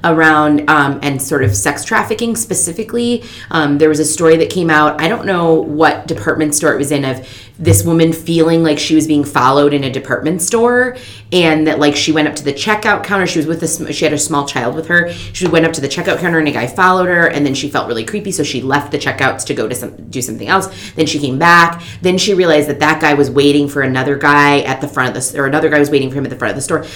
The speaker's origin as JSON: {"language": "English", "town": "Fargo", "region": "North Dakota", "country": "United States", "tie": "born or raised there", "said": "I grew up in North Dakota in Fargo"}